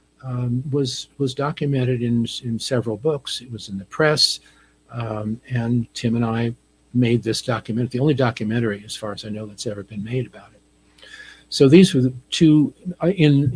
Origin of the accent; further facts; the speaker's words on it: New Jersey, United States; I grew up on the East Coast in New Jersey